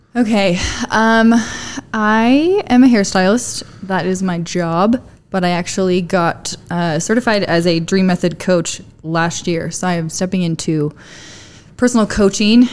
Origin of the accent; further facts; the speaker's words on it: Arizona, United States; moved away as an adult; now in Utah, United States; I'm from Arizona. I moved to Utah about 10 years ago